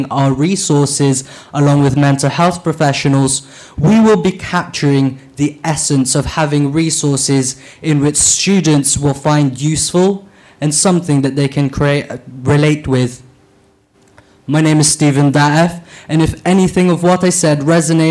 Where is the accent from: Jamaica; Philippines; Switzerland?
Philippines; now in Bristol, United Kingdom; I was born in the Philippines, and I started to work at the age of 7 cleaning old bottles for reuse and packing rice cakes